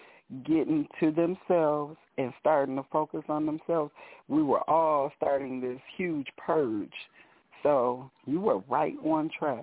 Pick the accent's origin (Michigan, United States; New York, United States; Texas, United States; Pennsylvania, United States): Michigan, United States; Flint; also born or lived in Detroit suburbs, Michigan; I'm actually from, I'm a Flintstone. I'm from Flint, Michigan.